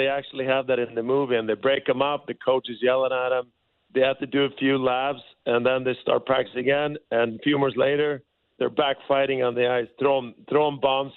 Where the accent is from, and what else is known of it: Sweden; born or raised there; moved away as an adult